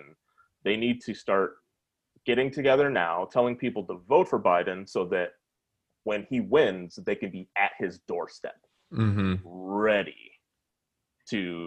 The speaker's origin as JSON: {"language": "English", "region": "Minnesota", "country": "United States", "said": "I'm from Minnesota"}